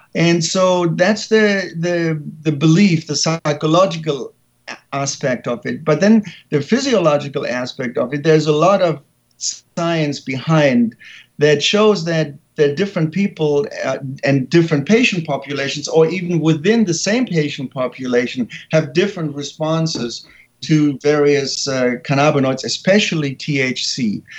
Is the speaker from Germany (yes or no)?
yes; Germany; English is a second language; moved away as an adult; now in San Francisco, United States; I was born and raised in Germany